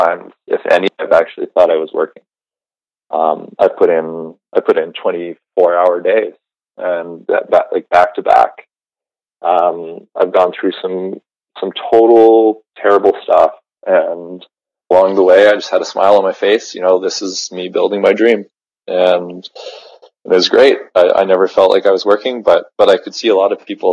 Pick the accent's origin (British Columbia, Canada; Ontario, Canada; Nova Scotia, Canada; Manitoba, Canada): Ontario, Canada; Georgian Bay; now in Western Canada; I grew up on the Georgian Bay in Ontario